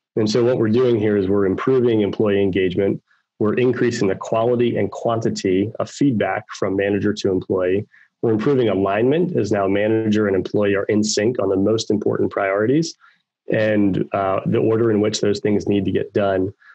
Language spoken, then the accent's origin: English; Baltimore, Maryland, United States; moved away as an adult; now in Raleigh-Durham, United States; I grew up in Baltimore, Maryland